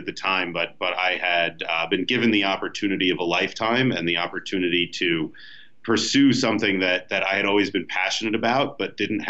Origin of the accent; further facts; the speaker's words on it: New Jersey, United States; moved away as an adult; also born or lived in Maryland / Brooklyn, New York; now in Denver, United States; I'm a Jersey boy. I grew up on the East Coast, just outside New York City